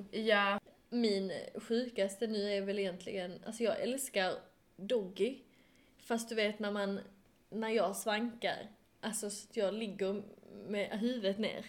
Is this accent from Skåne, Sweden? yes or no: yes; Skåne, Sweden; accent: Skånska; min skånska